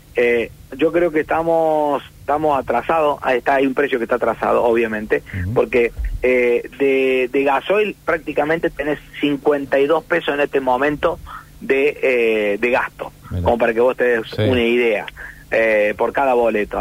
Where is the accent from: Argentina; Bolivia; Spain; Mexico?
Argentina; estamos viviendo en el mismo país, somos argentinos todos